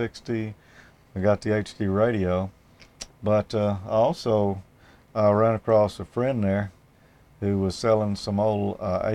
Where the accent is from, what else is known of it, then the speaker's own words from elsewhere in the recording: Ridgeland, Mississippi, United States; And that's in Ridgeland, Mississippi, my hometown.